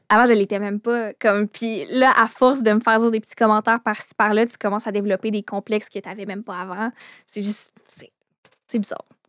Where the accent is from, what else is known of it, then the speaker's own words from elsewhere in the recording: Quebec City, Quebec, Canada; Je viens de Québec, puis mes parents voulaient pas me laisser coucher dehors à Montréal parce que j'avais 13 ans